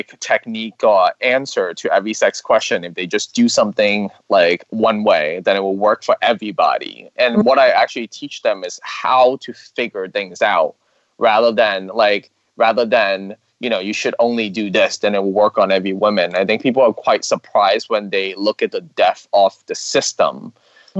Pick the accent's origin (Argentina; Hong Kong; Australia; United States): Hong Kong; I'm Chinese. I'm from Hong Kong.